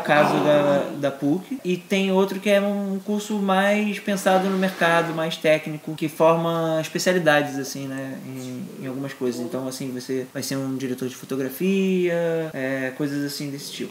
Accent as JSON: {"language": "Portuguese", "region": "Rio de Janeiro", "country": "Brazil", "tie": "born or raised there", "said": "sou nascido, criado no Rio, apesar do meu pai ser Robertinho de Recife e minha mãe ser pernambucana também"}